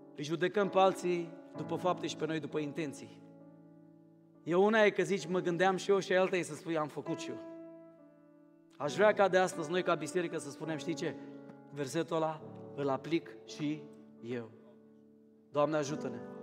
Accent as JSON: {"language": "Romanian", "country": "Romania", "also_born_or_lived": "Craiova", "moved": "yes", "lives_now": "Cluj-Napoca, Romania", "said": "eu nu sunt din București, să știi. Sunt mai rău decât la București. Eu sunt de la Moldova și Craiova"}